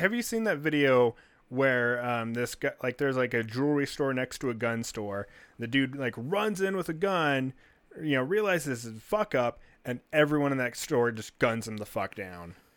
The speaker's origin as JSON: {"language": "English", "country": "United States"}